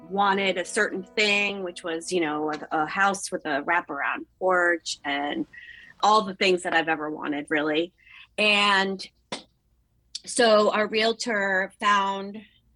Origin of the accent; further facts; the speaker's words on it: Oakton, Virginia, United States; also born or lived in Ashburn, Virginia / Leesburg, Virginia; I was brought up in Northern Virginia. I grew up in Oakton.